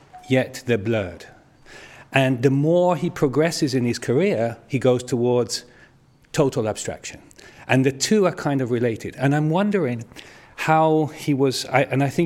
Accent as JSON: {"language": "English", "country": "Italy", "tie": "born or raised there", "moved": "yes", "said": "growing up in Italy"}